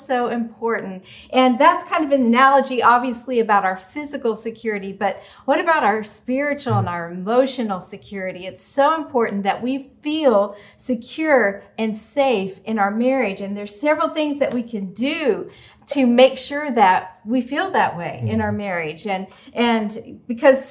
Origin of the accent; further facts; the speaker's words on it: Oklahoma City, Oklahoma, United States; When I was a teenager growing up in Oklahoma City